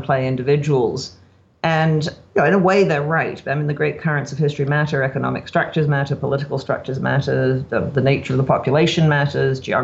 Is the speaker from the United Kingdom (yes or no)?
no; Canada